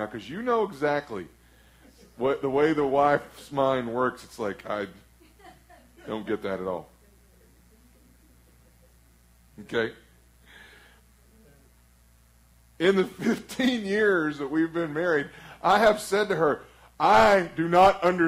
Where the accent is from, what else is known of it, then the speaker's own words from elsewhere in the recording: Flatwoods, Kentucky, United States; I'm from Flatwoods, Kentucky